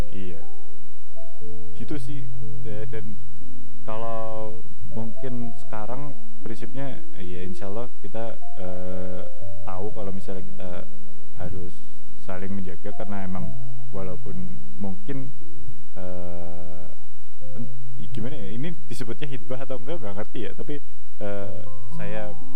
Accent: Banyumas, Central Java, Indonesia; also born or lived in Purwokerto; saya kan dari Banyumas nah, Banyumas itu uh, waktu di SMP Banyumas terus SMA akhirnya pindah ke SMA di Purwokerto

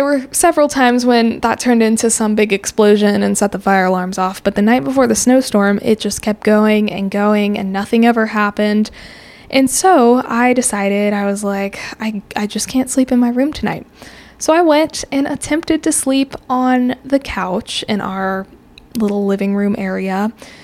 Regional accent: Colorado, United States; moved away as an adult; now in Texas, United States; I'm from Colorado originally

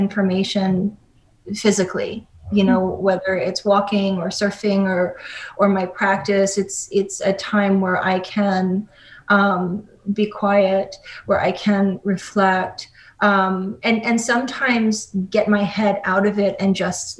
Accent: New York City, New York, United States; moved away as an adult; also born or lived in Hilo, Hawaii / California; my New York City, you know, born and bred existence

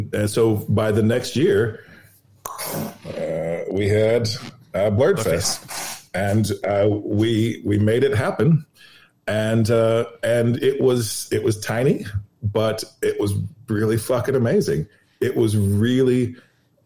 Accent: Los Angeles, California, United States; also born or lived in New York; now in New Orleans, United States; that's where I'm from Los Angeles. I escaped Los Angeles to New York, and then I escaped New York to come here.

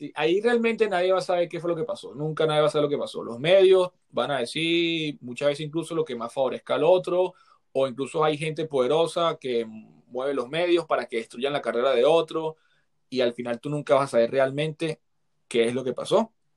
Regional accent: Venezuela; moved away; me crié en Venezuela, me crié en barrios

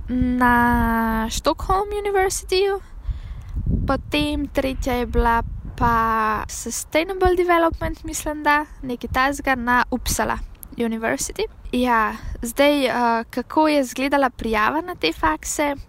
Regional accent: Slovenia; kot slovenec

